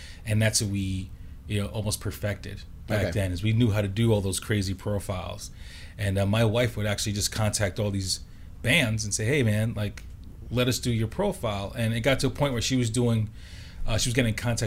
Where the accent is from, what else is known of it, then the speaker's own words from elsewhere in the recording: New York City, New York, United States; moved away; also born or lived in Brooklyn / Long Island; grew up in Queens